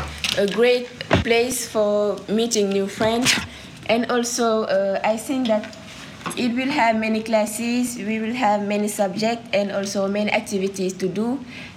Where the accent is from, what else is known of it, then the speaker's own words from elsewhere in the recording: Dakar, Senegal; I came from Dakar and I'm 16 years old.